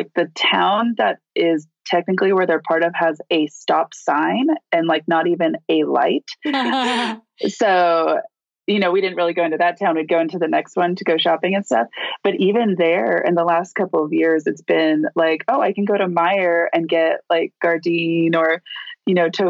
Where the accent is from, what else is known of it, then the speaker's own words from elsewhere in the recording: Orange County, California, United States; moved away as an adult; also born or lived in Corona, California; now in Las Vegas, United States; I grew up in Orange County my entire life, basically, aside from like the first 6 months, which was in Corona, which is just outside of Orange County. But yeah, so I lived in Southern California my whole life before this.